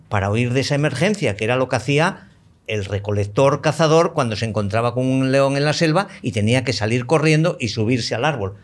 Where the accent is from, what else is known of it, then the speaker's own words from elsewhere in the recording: Spain; yo soy español y me siento muy español y me siento español hasta la médula